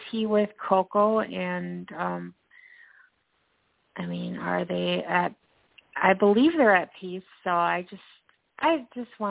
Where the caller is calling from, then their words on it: Minnesota, United States; I'm calling from Minnesota.